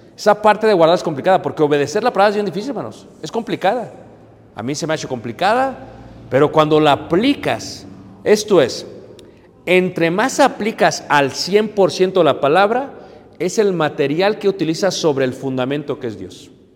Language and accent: Spanish; Mexico; como buenos mexicanos